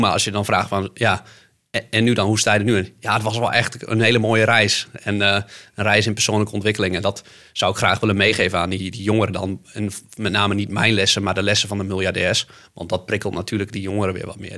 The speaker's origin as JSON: {"language": "Dutch", "country": "Netherlands", "said": "Want ik kom uit leemleveld"}